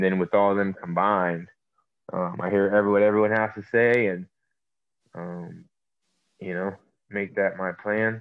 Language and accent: English; Sacramento, California, United States; also born or lived in Santa Barbara, California; I'm from Sacramento, California, the West Coast. I was born in Santa Barbara